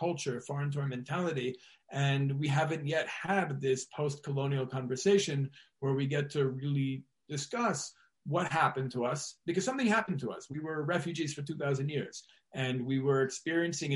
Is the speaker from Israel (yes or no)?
yes; Israel